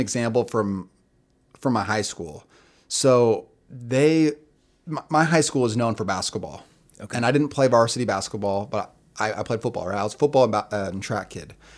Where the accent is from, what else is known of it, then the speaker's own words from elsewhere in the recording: Boise, Idaho, United States; I grew up in Boise, Idaho